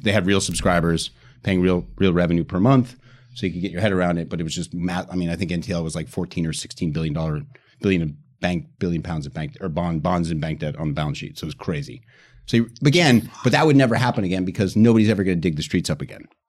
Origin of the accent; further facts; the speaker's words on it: United States; moved away as an adult; now in United Kingdom; I'm American, but I've been in the U K